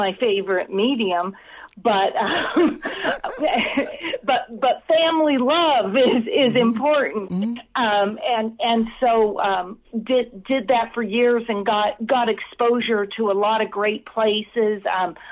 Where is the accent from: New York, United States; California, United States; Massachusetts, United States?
California, United States; Southern; I grew up in Southern California.